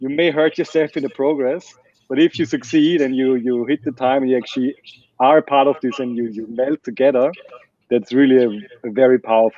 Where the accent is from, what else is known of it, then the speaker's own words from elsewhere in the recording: Vienna, Austria; English is a second language; Yes, I'm from Vienna, and it's a very German last name.